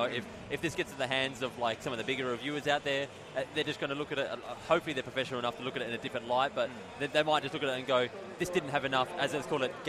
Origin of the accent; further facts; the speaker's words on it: Australia; being Australian.